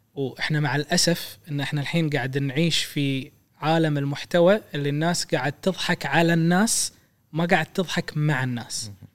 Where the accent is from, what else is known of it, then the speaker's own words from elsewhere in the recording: Kuwait; احنا عندنا بالكويت